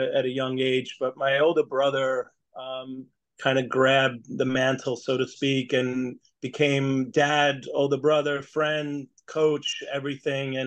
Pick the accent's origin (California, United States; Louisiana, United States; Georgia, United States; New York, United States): New York, United States; South Setauket; also born or lived in Brooklyn, New York; I grew up in, well, right near South Setauket, the town was called.